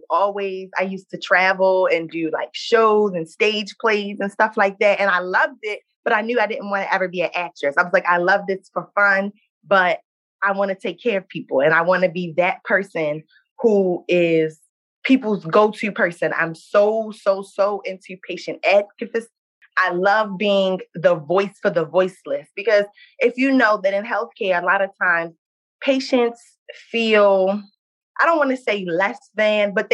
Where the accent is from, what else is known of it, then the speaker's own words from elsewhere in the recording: Baltimore, Maryland, United States; I'm 24 years old. I'm from Baltimore, Maryland.